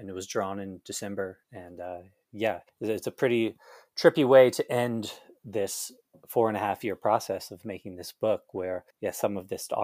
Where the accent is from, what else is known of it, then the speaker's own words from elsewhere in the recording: Canton, Ohio, United States; now in California, United States; I grew up in Canton, Ohio, but would always go to concerts in Cleveland.